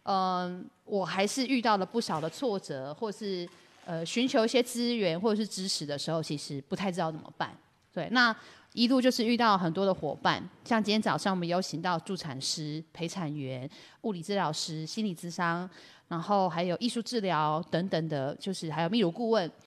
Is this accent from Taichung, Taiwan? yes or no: no; Yilan County, Taiwan; 我们宜兰人